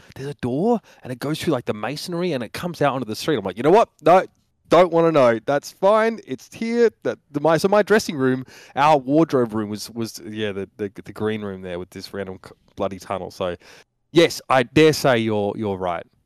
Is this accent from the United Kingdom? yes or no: no; Australia; moved away; I'm an Australian